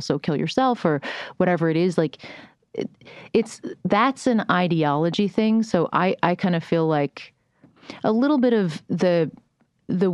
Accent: United Kingdom; moved away; I was born in Britain

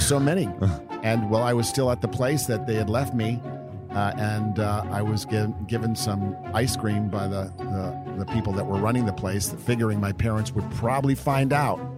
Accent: Downers Grove, Illinois, United States; moved away; also born or lived in California; we grew up in Downers Grove, not to be confused with Donner, but as D O W N E R S

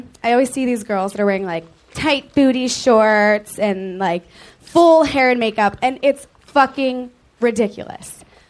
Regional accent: Philadelphia, Pennsylvania, United States; moved away as an adult; now in Los Angeles, United States; I'm from Philadelphia originally.

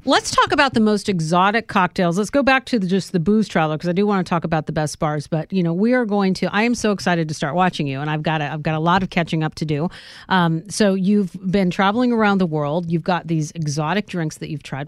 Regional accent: Northern California, United States; I'm from Northern California

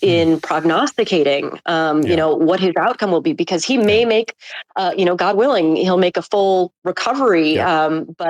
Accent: Buffalo, New York, United States; now in New York City, United States; I'm actually from Buffalo, New York.

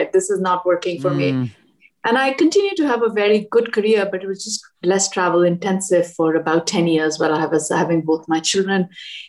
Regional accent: Delhi, India; moved away as an adult; also born or lived in Washington, D.C.; now in United States; I grew up in Delhi

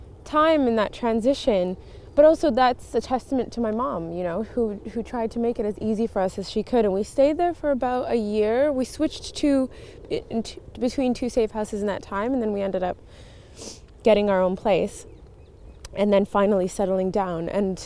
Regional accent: Montreal, Quebec, Canada; born there; So I thought I was going to go back east, because I was born in Montreal

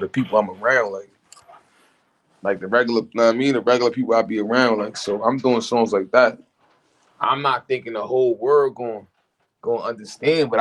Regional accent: New York City, New York, United States; I'm from Brooklyn in the 90s. I mean, Brooklyn Bro type shit. Yeah. But I was all over Brooklyn

